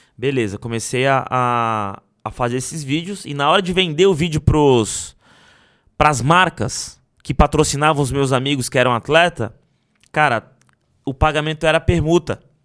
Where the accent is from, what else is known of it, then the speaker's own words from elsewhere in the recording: Guarujá, São Paulo, Brazil; sair da favela que eu cresci